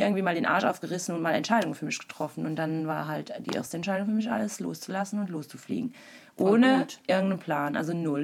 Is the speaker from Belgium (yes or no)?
yes; Wallonia, Belgium; moved away as an adult; now in Berlin, Germany; ich komme ursprünglich aus Belgien, Ostbelgien, einer kleinen deutschsprachigen Region. Äh, also bin auch da geboren und äh, bin sehr dörflich aufgewachsen